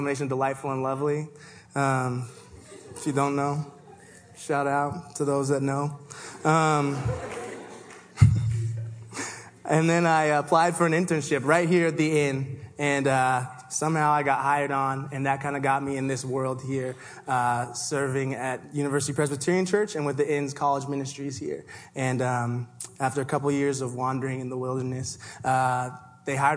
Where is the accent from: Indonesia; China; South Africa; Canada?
Canada; Toronto, Ontario; now in Seattle, United States; I was born and raised in Toronto